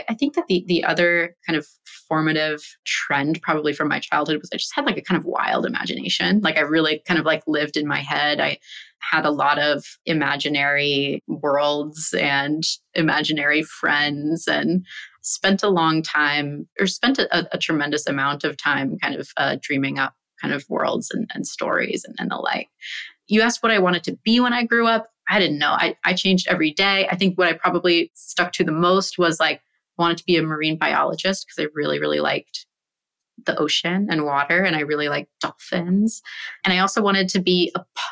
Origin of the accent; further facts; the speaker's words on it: San Francisco, California, United States; I grew up in San Francisco and have an older sister